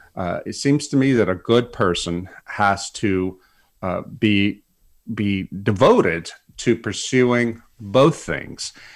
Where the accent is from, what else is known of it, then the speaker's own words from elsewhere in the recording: South Louisiana, United States; moved away; some big hurricane came through South Louisiana and it knocked out power to my hometown for two weeks